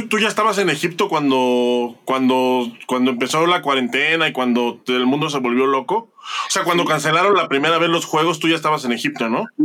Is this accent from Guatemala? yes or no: no; Mexico